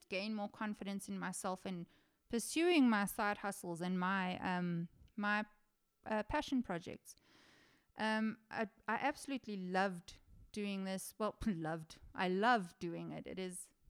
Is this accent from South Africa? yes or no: yes; South Africa; I am South African